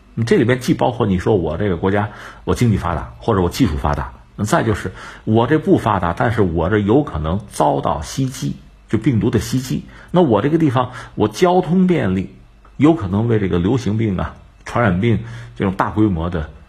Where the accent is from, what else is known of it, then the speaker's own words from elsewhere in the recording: Hebei, China; 包括我们河北的